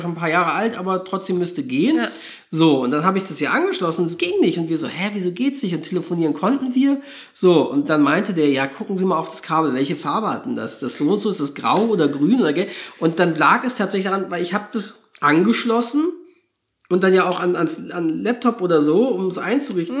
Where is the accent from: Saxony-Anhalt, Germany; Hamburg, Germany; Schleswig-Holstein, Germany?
Schleswig-Holstein, Germany; Norderstedt; in der Heimatstadt, wo ich herkomme, in Norderstedt, ja, es ist ein Ort in Schleswig-Holstein